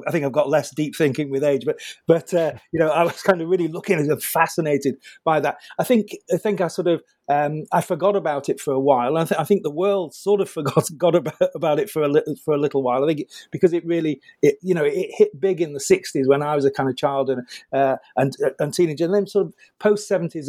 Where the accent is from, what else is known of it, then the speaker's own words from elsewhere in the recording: United Kingdom; I'm British